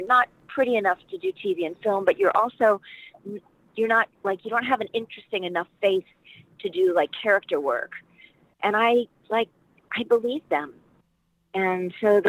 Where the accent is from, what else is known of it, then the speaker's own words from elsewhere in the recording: Washington, District of Columbia, United States; moved away as an adult; also born or lived in Paris; I grew up in Washington, D.C. as a kid.